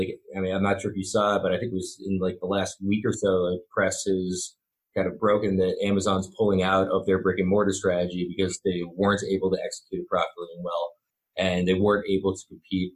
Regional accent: Boston, Massachusetts, United States; I was from Boston

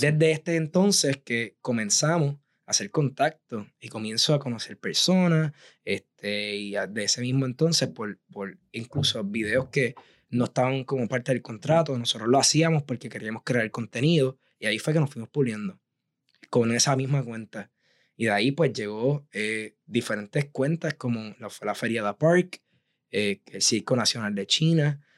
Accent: Aguadilla, Puerto Rico; moved away as an adult; also born or lived in San Juan, Puerto Rico / Providence, Rhode Island; yo soy actualmente de Aguadilla, soy aguadillano de pura cepa

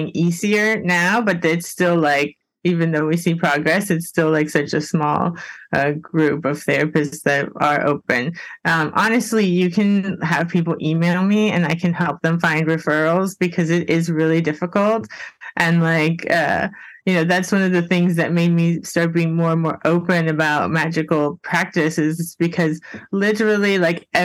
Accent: Miami, Florida, United States; moved away; I'm from Miami originally

